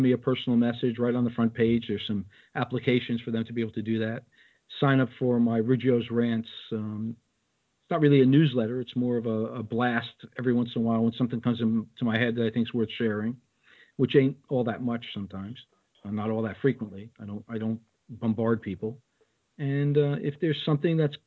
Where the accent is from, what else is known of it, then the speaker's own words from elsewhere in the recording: New Jersey, United States; I am from the East Coast. I'm not a West Coast guy, and specifically from the heart of New Jersey